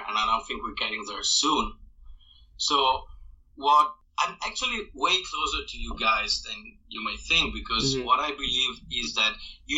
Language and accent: English; northern Italy, Italy; English is a second language; the area of Italy I grew up in is where all the fighting happened during World War II, during the Nazi occupation of the north of Italy